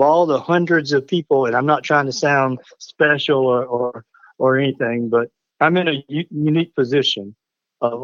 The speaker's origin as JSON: {"language": "English", "area": "Hampton County", "region": "South Carolina", "country": "United States", "tie": "born or raised there", "said": "Growing up in Hampton County in my generation, We knew who the Murdochs were"}